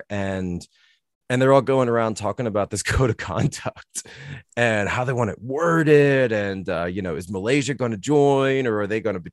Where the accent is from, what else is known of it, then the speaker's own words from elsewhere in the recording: Northeast, United States; At least for me, growing up in the Northeast, you know, and looking at uh, the sort of deindustrialization that's going on.